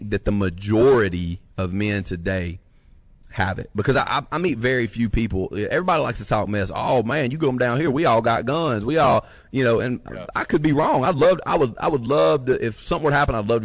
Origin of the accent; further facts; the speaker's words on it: North Alabama, United States; now in North Mississippi, United States; we're both from North Alabama